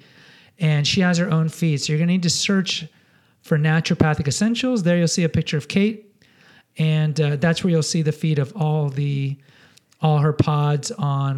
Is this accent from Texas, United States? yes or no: yes; Houston, Texas, United States; now in San Antonio, United States; I grew up in Houston